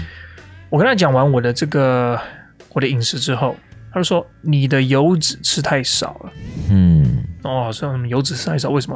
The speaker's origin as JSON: {"language": "Chinese", "country": "Taiwan", "tie": "born or raised there", "moved": "yes", "said": "我在台湾长大"}